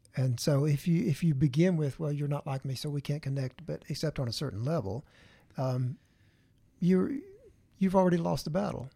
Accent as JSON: {"language": "English", "area": "the Bible Belt", "region": "the South", "country": "United States", "tie": "born or raised there", "said": "growing up in the Bible Belt"}